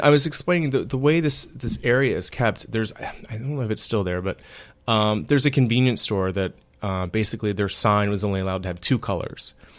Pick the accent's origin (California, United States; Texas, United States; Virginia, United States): Virginia, United States; Virginia Beach; moved away; Virginia Beach, which is actually my hometown